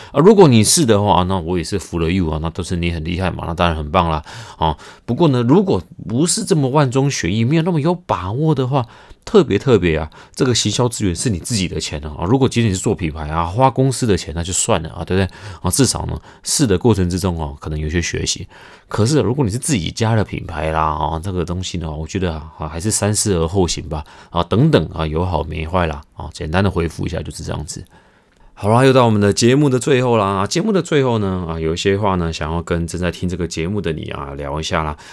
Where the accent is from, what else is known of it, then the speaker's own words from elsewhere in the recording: Taiwan; 我们台湾人